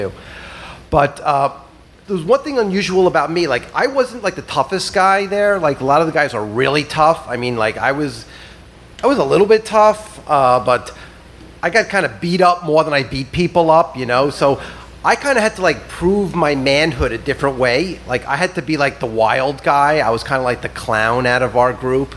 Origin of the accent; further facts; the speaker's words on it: South Shore of Long Island, New York, United States; I grew up on the South Shore of Long Island